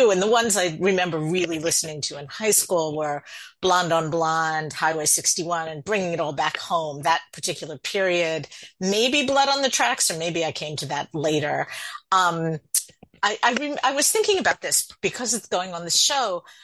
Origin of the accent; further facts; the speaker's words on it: New Jersey, United States; When I was a kid growing up in Jersey, uh, anybody who was a uh, hoot or really funny or something, uh, we'd call them a riot.